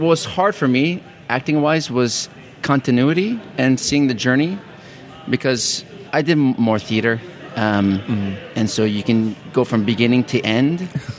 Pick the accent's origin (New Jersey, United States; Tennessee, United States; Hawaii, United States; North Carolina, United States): Hawaii, United States; Maui; I was born and raised in Maui, same as this character.